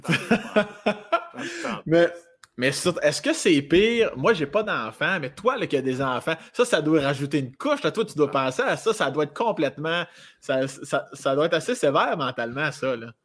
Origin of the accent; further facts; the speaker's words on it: Laurier-Station, Quebec, Canada; je viens de Laurier Station, dans la région de Binière, ah, à une demi-heure de Québec